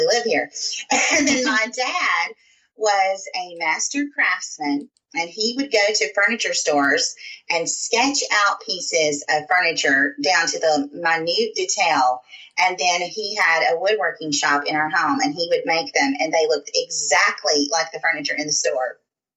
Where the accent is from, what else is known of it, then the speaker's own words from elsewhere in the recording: Southern United States, Tennessee, United States; accent: Southern; I'm about 20 minutes outside of Nashville, Tennessee.